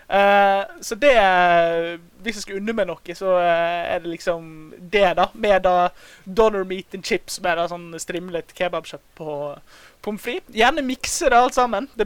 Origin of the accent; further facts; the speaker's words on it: Bergen, Vestland, Norway; Altså fra eh, som bergenser, sportsinteressert, eh, skrevet i BT.